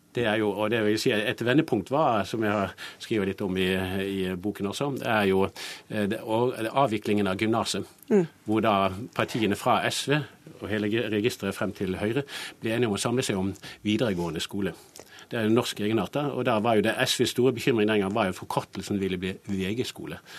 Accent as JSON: {"language": "Norwegian", "town": "Bergen", "region": "Vestland", "country": "Norway", "moved": "yes", "lives_now": "Oslo, Norway", "said": "Jeg syns jo det er fint å komme fra Bergen, og det er fint å dra derfra"}